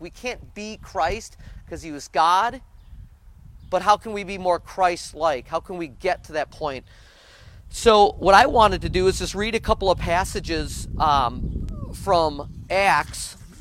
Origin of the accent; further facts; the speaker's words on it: United States; our country